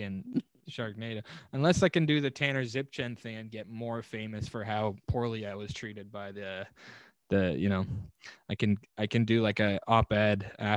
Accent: Canada; I'm Canadian.

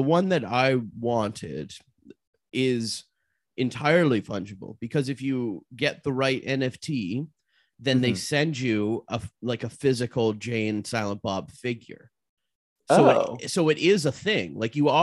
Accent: Canada; I'm Canadian

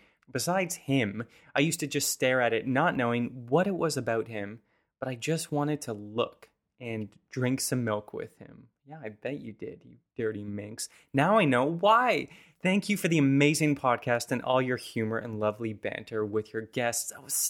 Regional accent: Saskatoon, Saskatchewan, Canada; distinct memory of there being a big billboard by one of the restaurants we frequented as a child growing up in Saskatoon.

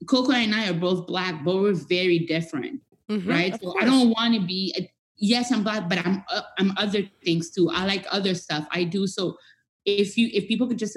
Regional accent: Montreal, Quebec, Canada; first language French; English is a second language; moved away; I'm a Francophone. I'm from Montreal.

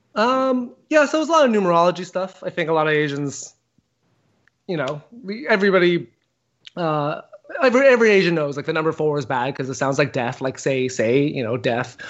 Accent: Canada; I'm a Canadian comedian

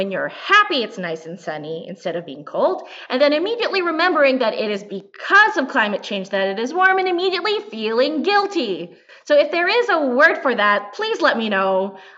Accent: Philippines; so, first thing, I am a Filipina. I am a comedian.

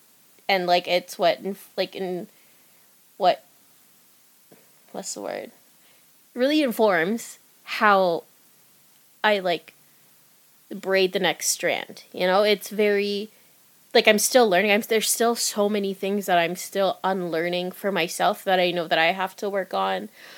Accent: Philippines; as time passed by and I became more comfortable as a Filipina artist

